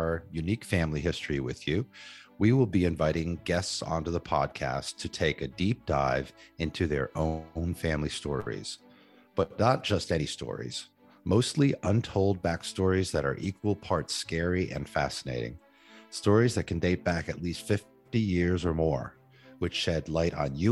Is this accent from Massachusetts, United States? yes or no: yes; Massachusetts, United States; also born or lived in Rhode Island; we grew up in Massachusetts with my early years in Rhode Island